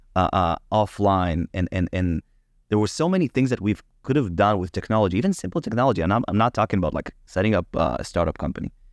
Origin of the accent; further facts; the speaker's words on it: Israel; I was born in Israel, but my family came to Israel from Ukraine